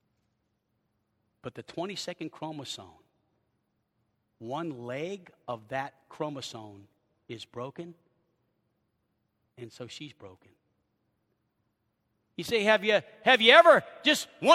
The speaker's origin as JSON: {"language": "English", "town": "New Orleans", "region": "Louisiana", "country": "United States", "tie": "born or raised there", "also_born_or_lived": "Chicago", "moved": "as an adult", "said": "Born and raised in New Orleans, college in Chicago, and married a girl from LA."}